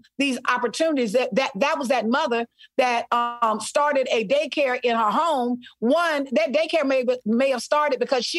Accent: Selma, Alabama, United States; also born or lived in Mobile; Listen, I am from Selma, Alabama. Mobile. Oh, yeah. I spent part of my life in Mobile on mm-hmm. the coast.

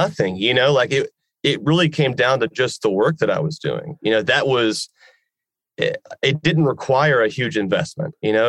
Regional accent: Georgia, United States; in my home state

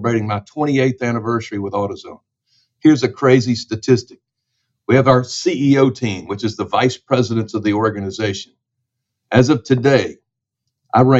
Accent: Memphis, Tennessee, United States; my hometown of Memphis, Tennessee

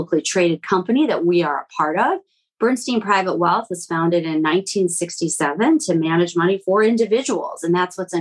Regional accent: Midwest, United States; also born or lived in Latvia; I'm from the Midwest

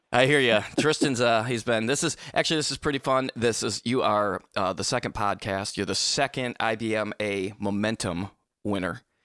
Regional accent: Michigan, United States; I grew up in Michigan

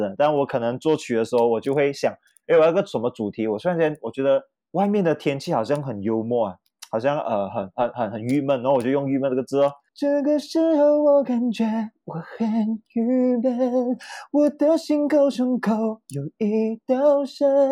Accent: Kemaman, Terengganu, Malaysia; 我家是来自海归的宝岛哦，登嘉楼葛满满，然后很多绝大部分的亲戚都是来自于呃怡保

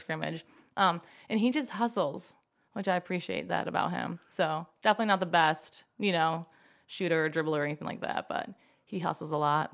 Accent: Five Point Road, Ohio, United States; I grew up on Five Point Road, a lot of trees

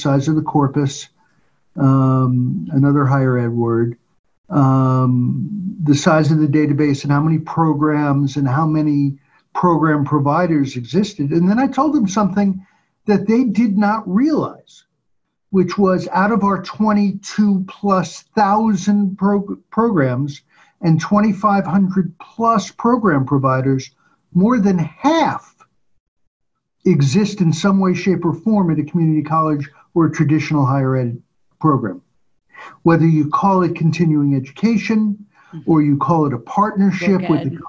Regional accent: New York, United States; growing up in New York

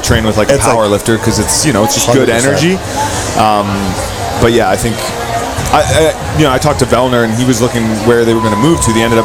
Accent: Australia; moved away; when I moved away from Australia

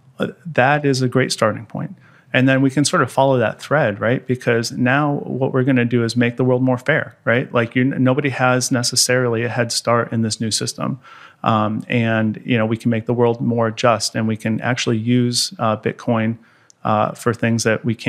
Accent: United States; as an American

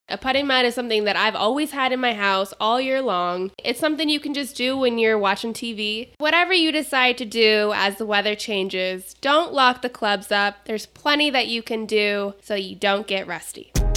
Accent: Phoenix, Arizona, United States; also born or lived in North Carolina; I grew up here in Phoenix

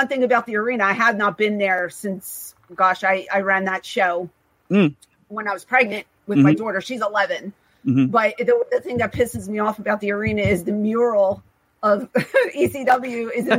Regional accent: Philadelphia, Pennsylvania, United States; I grew up in Overbrook, mm-hmm. Around 65th and Calla Hill.

